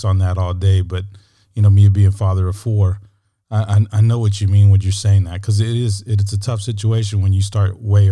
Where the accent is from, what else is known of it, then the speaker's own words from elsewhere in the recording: San Antonio, Texas, United States; my hometown in San Antonio